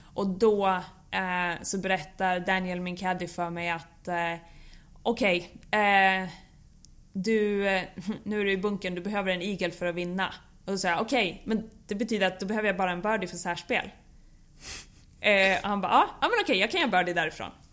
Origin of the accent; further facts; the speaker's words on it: Bollnäs, Gävleborg County, Sweden; jag växte upp på Bollnäs Golfklubb